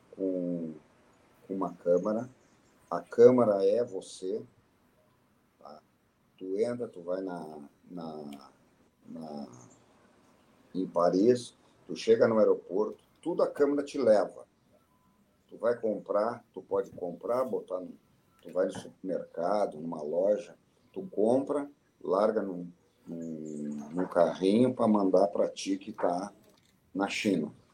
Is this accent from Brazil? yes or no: yes; Brazil; a gente é brasileiro